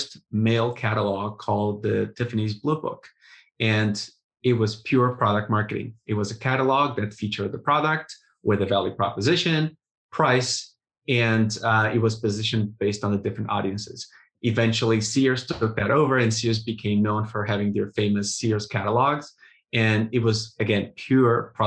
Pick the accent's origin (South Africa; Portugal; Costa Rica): Portugal; moved away as an adult; also born or lived in Russia / Spain / England / Germany; now in United States; was born and raised in Portugal